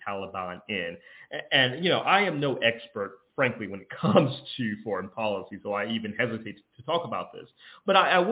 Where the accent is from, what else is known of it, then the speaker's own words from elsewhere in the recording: Georgia, United States; my home state of Georgia